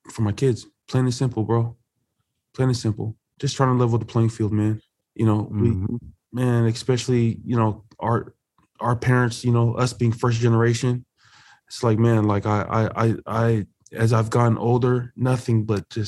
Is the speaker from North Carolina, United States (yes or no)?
no; Buena Park, California, United States; growing up in Buena Park, California